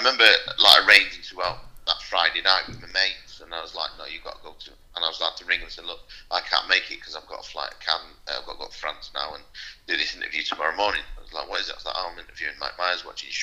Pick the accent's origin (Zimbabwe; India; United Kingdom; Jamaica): United Kingdom; Manchester, North West England; I'm from Manchester, 30 miles down the road